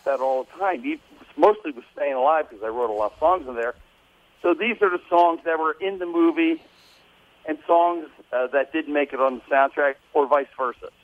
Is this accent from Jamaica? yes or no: no; New Jersey, United States; my group comes out from New Jersey. We're all Italian